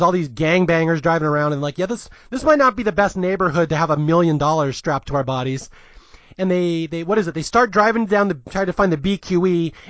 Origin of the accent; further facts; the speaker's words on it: California, United States; It's as you are a New Yorker, I am a Californian.